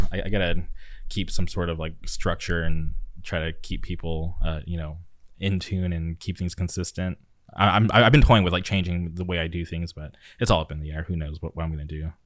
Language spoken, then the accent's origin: English; Palm Springs, California, United States; now in Orange County, United States; I grew up in the Palm Springs area, and then I moved to Orange County